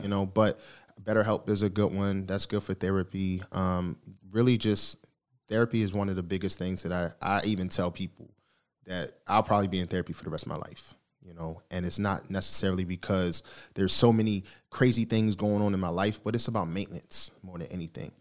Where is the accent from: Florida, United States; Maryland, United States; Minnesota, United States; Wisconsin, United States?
Maryland, United States; Baltimore; moved away as an adult; also born or lived in Philadelphia, Pennsylvania; now in Texas, United States; I was born in Philly, but I was raised in Baltimore, so shout out to Baltimore that, that raised me.